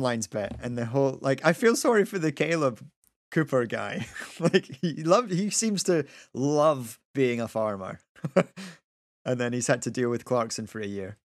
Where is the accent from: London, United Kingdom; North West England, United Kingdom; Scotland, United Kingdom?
Scotland, United Kingdom; Kinross; I grew up in Kinross